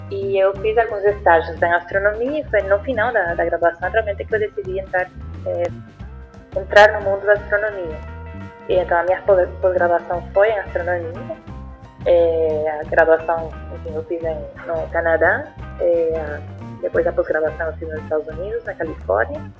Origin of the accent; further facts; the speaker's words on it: Puerto Rico; Portuguese is a second language; moved away as an adult; now in Brazil; eu sou de Porto Rico, não, não nasci no, no, Brasil, mas estou aqui já há uns 11 anos.